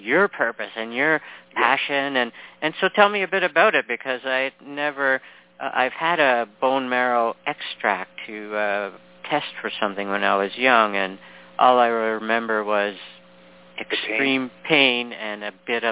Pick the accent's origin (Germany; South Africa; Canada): Canada; also born or lived in Toronto; a fellow Canadian. I'm in Toronto